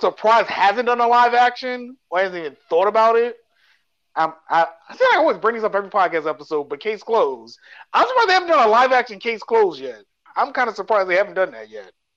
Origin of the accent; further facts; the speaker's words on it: New York City, New York, United States; growing up in New York